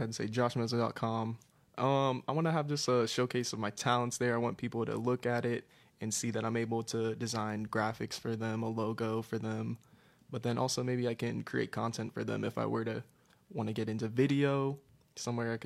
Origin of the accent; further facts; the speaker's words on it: Orlando, Florida, United States; I was born and raised here.